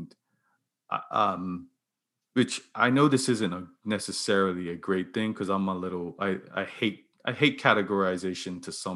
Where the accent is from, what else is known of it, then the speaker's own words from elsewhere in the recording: Bermuda; I grew up in neighborhood in Bermuda